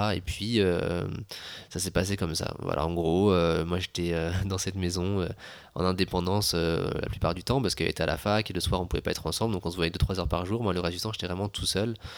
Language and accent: French; France; moved away; je suis français